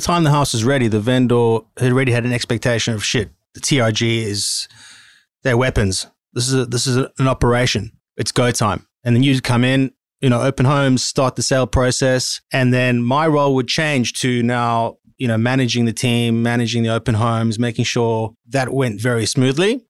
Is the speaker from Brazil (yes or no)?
no; Cape Town, Western Cape, South Africa; moved away as an adult; now in Sydney, Australia; I was born in South Africa in Cape Town, went to high school, obviously, university, did a commerce degree. And immediately after that, hopped on a plane and came to Australia